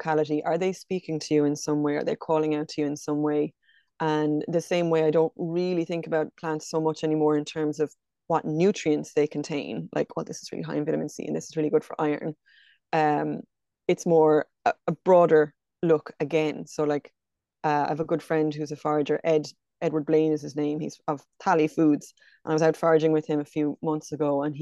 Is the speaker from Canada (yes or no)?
no; County Kilkenny, Ireland; also born or lived in County Galway; now in Loughrea, Ireland; I'm from County Kilkenny, but I'm based in County Galway out near Loughrea.